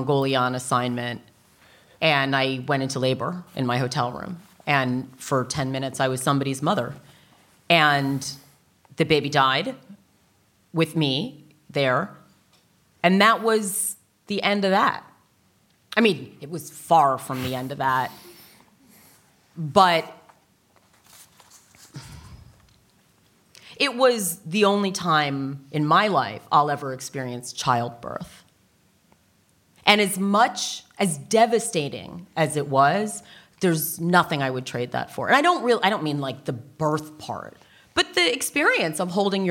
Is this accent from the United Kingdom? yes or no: no; United States; I'm American. I mean, I'm from that culture.